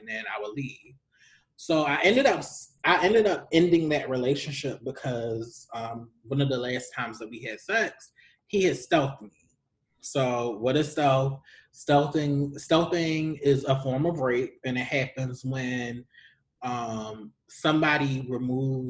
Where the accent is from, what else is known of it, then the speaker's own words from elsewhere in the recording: Baltimore, Maryland, United States; moved away; since I moved back to the DMV Baltimore area, I have a lot of old, and I'm originally from Baltimore